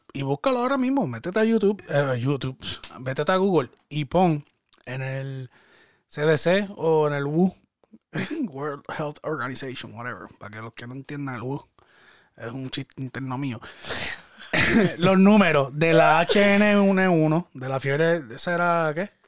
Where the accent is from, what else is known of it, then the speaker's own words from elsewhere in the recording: Puerto Rico; yo soy boricua y yo soy boricua orgullosamente y yo hablo de mi país